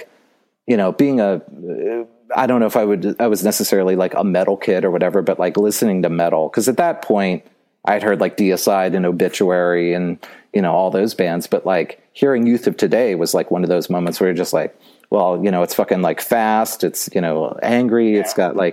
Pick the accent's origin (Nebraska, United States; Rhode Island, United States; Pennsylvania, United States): Pennsylvania, United States; Butler; where I grew up in Butler, Pennsylvania